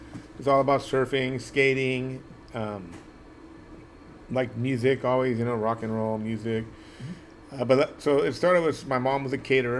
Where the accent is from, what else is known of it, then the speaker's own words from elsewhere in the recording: Santa Monica, California, United States; also born or lived in Los Angeles; I grew up here in Santa Monica, Venice. I was born in 1968 in Los Angeles around the Silver Lake area, Los Feliz Silver Lake area. Mm-hmm. My parents moved to Santa Monica in 1970.